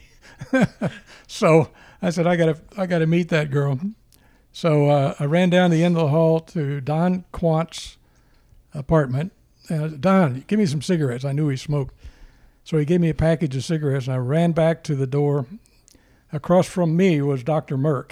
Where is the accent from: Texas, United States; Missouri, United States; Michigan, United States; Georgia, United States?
Missouri, United States; Crystal City; born in Crystal City, Missouri, in the home that my father built that year